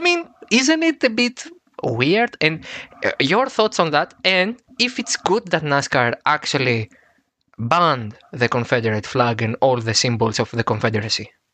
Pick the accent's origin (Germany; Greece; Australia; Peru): Greece; Athens, Attica; I'm from Athens, Greece